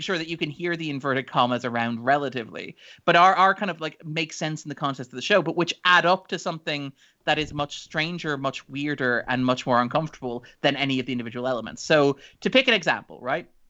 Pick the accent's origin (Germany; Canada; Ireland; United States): Ireland